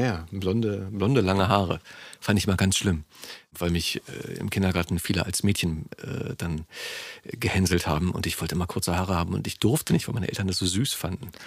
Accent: Berlin, Germany; born or raised there

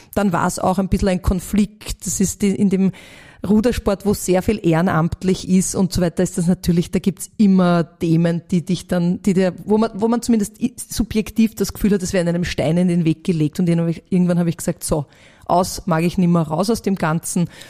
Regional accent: Vienna, Austria; born or raised there

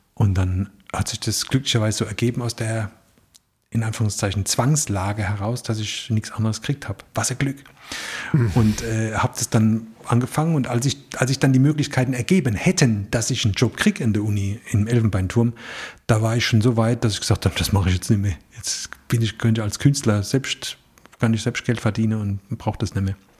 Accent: Rhineland-Palatinate, Germany; accent: Palatine (Pfälzisch); in unserem Dialekt

